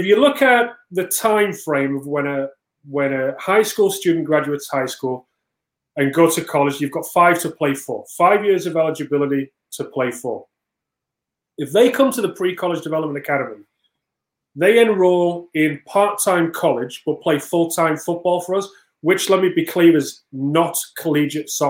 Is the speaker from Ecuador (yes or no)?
no; England, United Kingdom; now in United States; I came from England